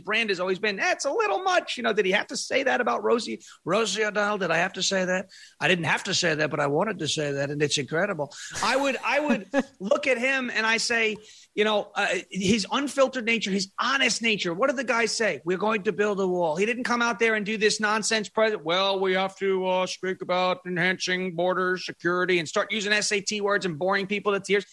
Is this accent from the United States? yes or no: yes; Long Island, New York, United States; now in Tennessee, United States; I'm from Long Island. I grew up on Long Island. I live in Tennessee now